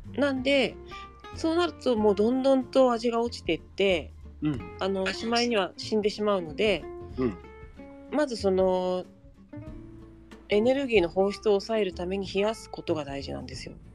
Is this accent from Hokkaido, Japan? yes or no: no; Saitama, Japan; also born or lived in Nagano; now in Shiojiri, Japan; 埼玉出身